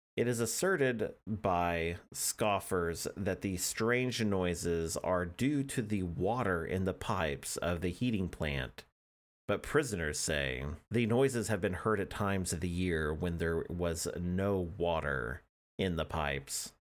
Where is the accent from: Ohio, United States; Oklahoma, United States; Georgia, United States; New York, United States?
Oklahoma, United States; I'm an Oklahoman